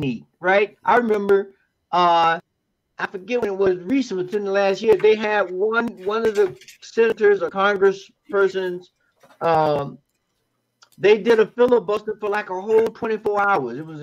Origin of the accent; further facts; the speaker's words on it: Florida, United States; I'm from Florida